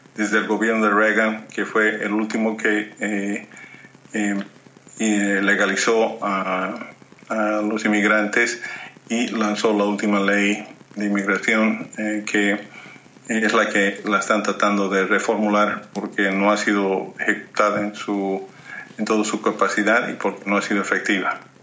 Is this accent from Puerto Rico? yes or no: no; Bolivia; born or raised there; moved away